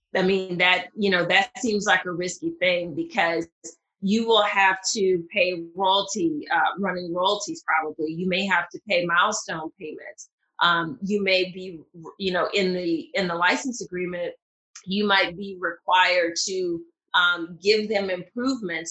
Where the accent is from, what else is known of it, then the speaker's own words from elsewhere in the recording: Mississippi, United States; accent: southern; moved away; I am originally from Mississippi, and even though I don't hear my southern accent, whenever I hear playback, it's pretty pretty pronounced